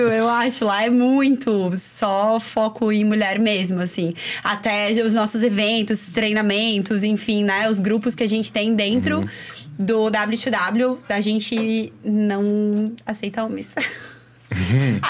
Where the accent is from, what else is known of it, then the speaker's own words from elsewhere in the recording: Chapecó, Santa Catarina, Brazil; now in Florianópolis, Brazil; Eu não sou de Floripa, eu sou de Chapecó.